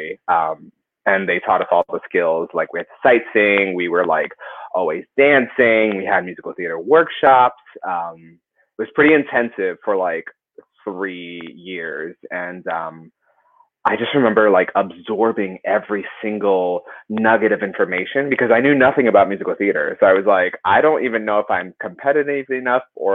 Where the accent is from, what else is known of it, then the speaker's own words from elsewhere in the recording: Miami, Florida, United States; I'm originally from Miami, Florida.